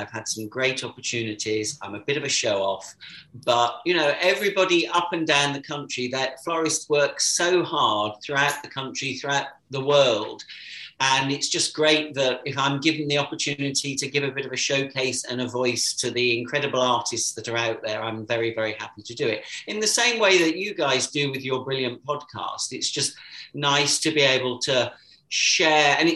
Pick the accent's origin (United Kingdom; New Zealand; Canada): United Kingdom; Warwick, West Midlands; moved away; I was born and brought up in Warwick, where my parents still live